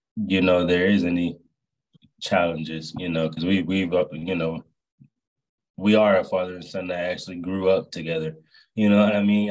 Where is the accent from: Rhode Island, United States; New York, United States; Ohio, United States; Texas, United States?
Ohio, United States; Youngstown; I'm from Youngstown, Ohio as well.